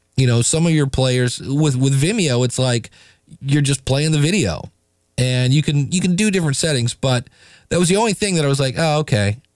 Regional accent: United States; I'm an American

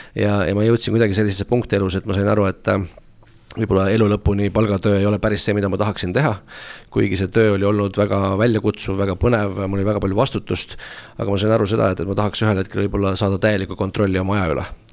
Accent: Tallinn, Harju County, Estonia; ma tulen Tallinnast, olen siin äh, üles kasvanud

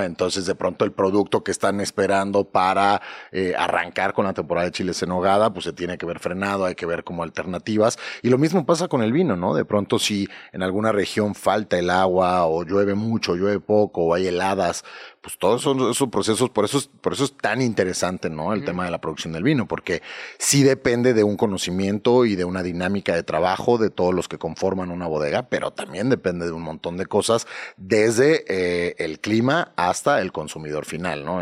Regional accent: Mexico; como consumidores mexicanos

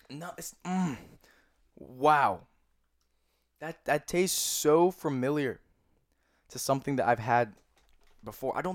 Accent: New Jersey, United States; also born or lived in Pennsylvania; I'm from I'm from Philly. I'm from New Jersey. We say soda

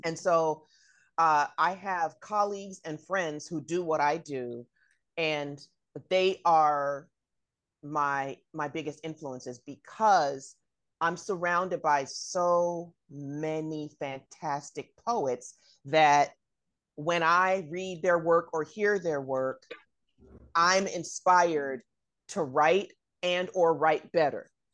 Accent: Bay Area, California, United States; I'm from the Bay Area

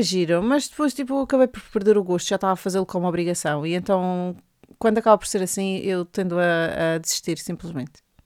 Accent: Madeira, Portugal; accent: Madeiran; now in England, United Kingdom; meu sotaque madeirense

